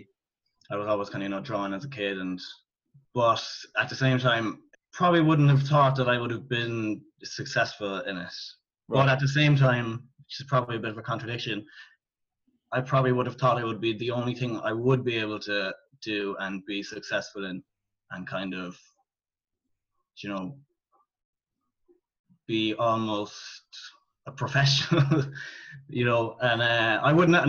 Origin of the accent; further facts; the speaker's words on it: Cork, Munster, Ireland; I'm from Cork in Ireland. I went to play school, primary school, secondary school, college, all in the town that I grew up in.